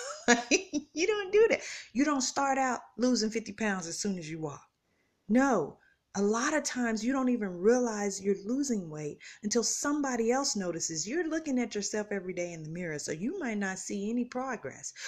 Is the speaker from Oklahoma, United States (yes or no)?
yes; Tulsa, Oklahoma, United States; moved away as an adult; now in Kansas City, United States; I'm from Tulsa, Oklahoma